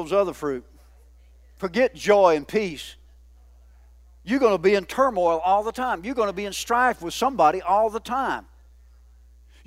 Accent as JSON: {"language": "English", "region": "the South", "country": "United States", "said": "I'm a Southerner"}